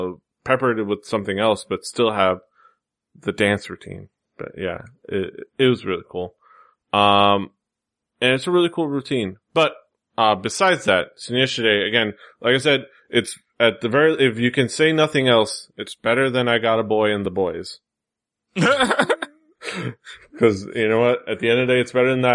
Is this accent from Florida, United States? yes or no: yes; Miami, Florida, United States; here in my hometown